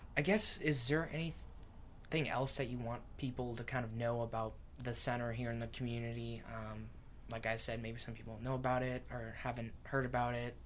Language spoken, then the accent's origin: English; Washington, United States; that's where I'm from